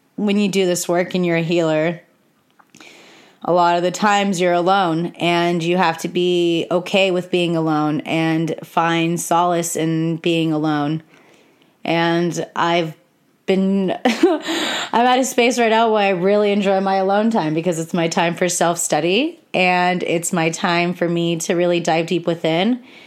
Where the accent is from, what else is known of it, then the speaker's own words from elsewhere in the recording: California, United States; I'm from America and I live in California and I was born on Native American soil here